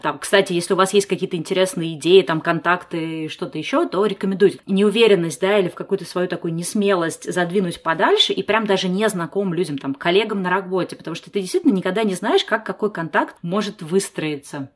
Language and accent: Russian; Saint Petersburg, Russia; moved away; also born or lived in Moscow; я-то сама не из Москвы, я из Питера